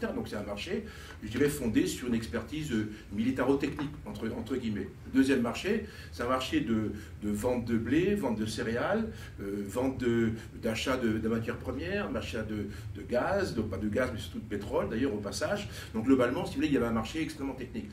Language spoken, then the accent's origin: French; France; nous Français